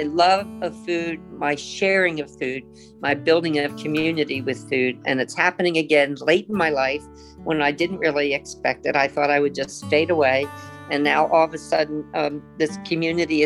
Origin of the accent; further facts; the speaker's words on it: Philadelphia, Pennsylvania, United States; now in Austin, United States; I grew up in Philadelphia